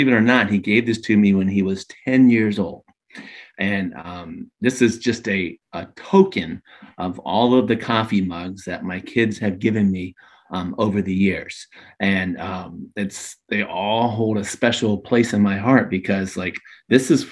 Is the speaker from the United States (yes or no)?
yes; Daytona Beach, Florida, United States; also born or lived in Orlando; I'm a true Floridian, born and raised in Daytona Beach